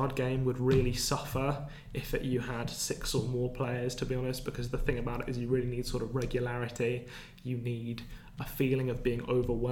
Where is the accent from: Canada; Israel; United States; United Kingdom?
United Kingdom; England; as English people